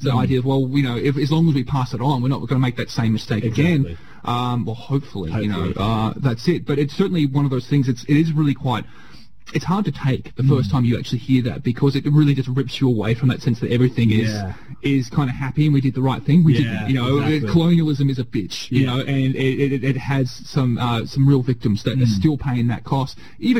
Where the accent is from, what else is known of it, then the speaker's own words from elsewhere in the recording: Australia; as an Australian, we now have to be responsible or take responsibility for what our past is.